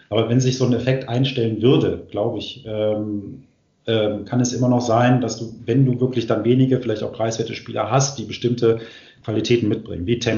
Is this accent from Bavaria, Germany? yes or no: no; Hanover, Lower Saxony, Germany; born there; bin ich aber erst in Hannover geboren und das ist schon okay. Auch nicht, auch in der Friederike, also gar nicht weit vom Stadion weg.